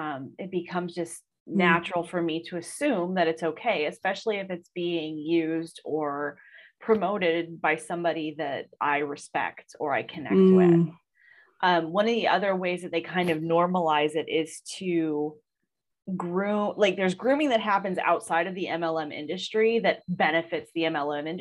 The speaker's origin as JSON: {"language": "English", "region": "Ohio", "country": "United States", "tie": "born or raised there", "said": "I'm from Ohio. So like Longa Burger baskets were a huge thing when I was growing up"}